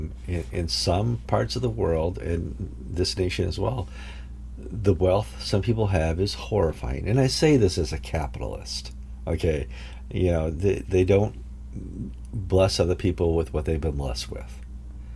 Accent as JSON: {"language": "English", "region": "Wisconsin", "country": "United States", "tie": "born or raised there", "also_born_or_lived": "Connecticut", "moved": "yes", "said": "I was raised in Wisconsin"}